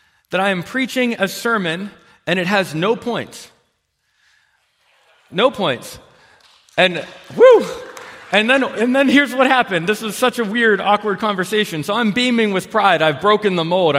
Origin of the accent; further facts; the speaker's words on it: United States; As an American